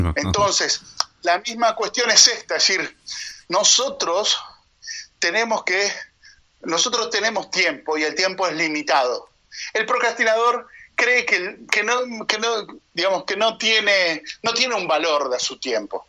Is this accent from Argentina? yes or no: yes; Argentina